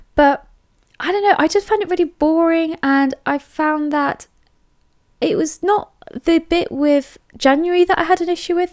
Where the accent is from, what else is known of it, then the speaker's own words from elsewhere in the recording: England, United Kingdom; I am English